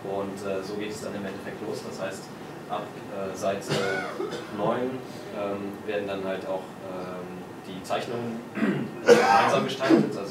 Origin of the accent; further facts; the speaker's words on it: Chemnitz, Saxony, Germany; Für Insider Chemnitz ist meine Heimatstadt